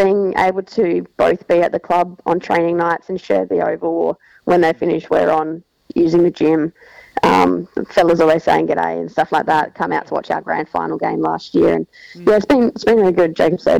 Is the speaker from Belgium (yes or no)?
no; Long Plains, South Australia, Australia; now in Thompson Beach, Australia; I grew up on a farm at Long Plains with my mum and dad and brother and sister, and then spent pretty much my whole life there. I'm now living in Thompson Beach with my partner, Andrew, and we've just been here for a few years